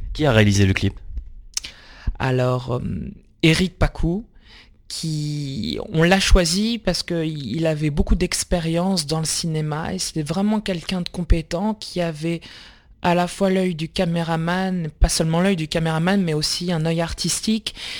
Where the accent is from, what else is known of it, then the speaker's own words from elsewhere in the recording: La Rochelle, Nouvelle-Aquitaine, France; also born or lived in Fortaleza, Brazil; j'ai été adopté à l'âge de 6 mois et je suis arrivé en France en 1992, à La Rochelle.